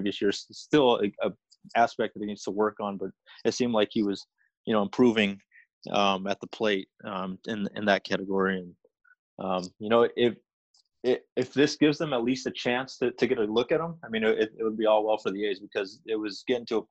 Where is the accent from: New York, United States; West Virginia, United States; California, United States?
California, United States; San Jose; also born or lived in Tracy, California; I grew up actually in San Jose